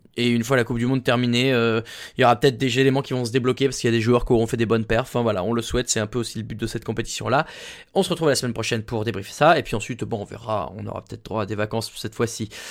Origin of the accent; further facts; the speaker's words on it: France; on est français